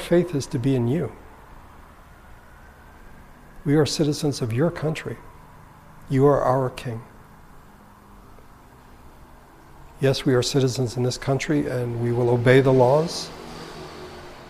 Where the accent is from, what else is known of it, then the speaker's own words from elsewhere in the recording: United States; we are Americans